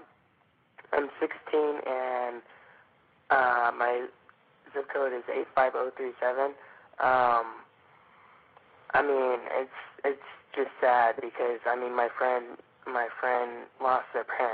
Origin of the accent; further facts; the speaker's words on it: Phoenix, Arizona, United States; I'm from Phoenix, Arizona